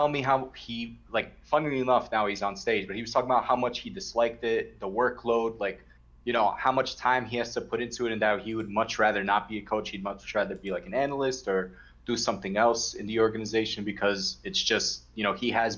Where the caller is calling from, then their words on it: Brooklyn, New York, United States; From Brooklyn.